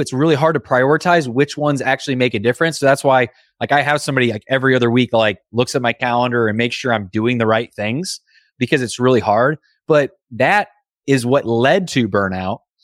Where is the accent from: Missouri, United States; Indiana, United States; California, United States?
Indiana, United States; I grew up in Indiana